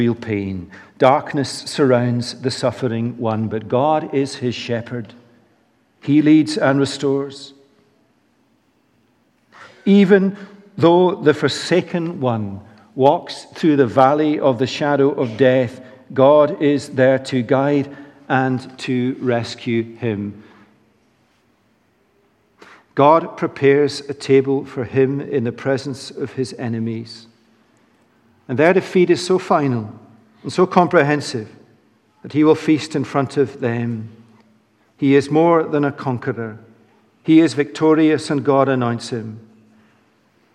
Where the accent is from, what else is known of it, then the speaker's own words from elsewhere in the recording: Edinburgh, Scotland, United Kingdom; grew up in Holyrood Abbey in Edinburgh singing this psalm